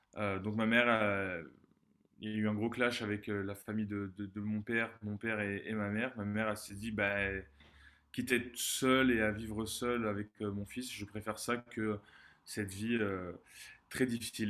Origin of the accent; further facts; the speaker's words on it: Montpellier, Occitania, France; je suis né à Montpellier, dans le sud de la France, en 94